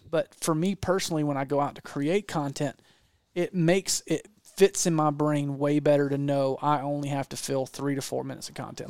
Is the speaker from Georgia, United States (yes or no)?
yes; Georgia, United States; I'm not from Texas. I'm from Georgia.